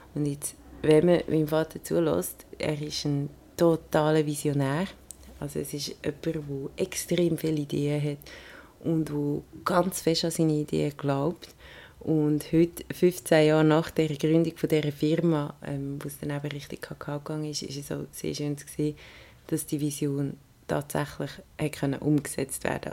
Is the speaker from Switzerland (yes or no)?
yes; Switzerland; bei uns daheim in der Schweiz